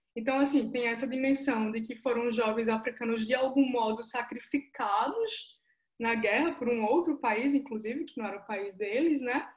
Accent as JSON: {"language": "Portuguese", "town": "João Pessoa", "region": "Paraíba", "country": "Brazil", "tie": "born or raised there", "first_language": "Portuguese", "moved": "yes", "lives_now": "São Paulo, Brazil", "said": "que moro em São Paulo, que nasci em João Pessoa, que sou nordestina"}